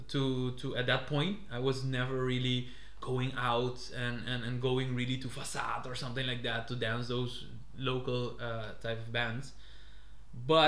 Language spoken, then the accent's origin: English; Curaçao; now in Netherlands; I'm from Curaçao